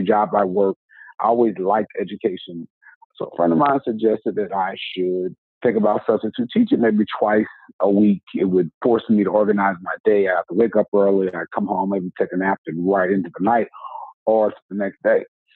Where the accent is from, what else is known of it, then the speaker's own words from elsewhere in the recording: the South, United States; I'm from the South